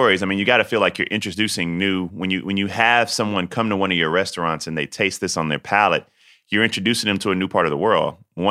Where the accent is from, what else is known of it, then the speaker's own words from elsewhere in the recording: the South, United States; I'm from the South, and so I love traditional Black Southern dishes